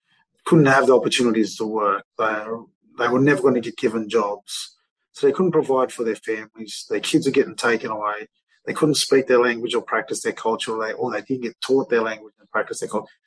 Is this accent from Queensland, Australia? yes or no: no; Armidale, New South Wales, Australia; my hometown, Armidale.